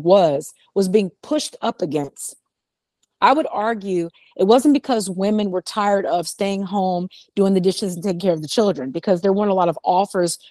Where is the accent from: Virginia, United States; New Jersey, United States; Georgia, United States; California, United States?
California, United States; Los Angeles; growing up in West LA, because I'm originally from California.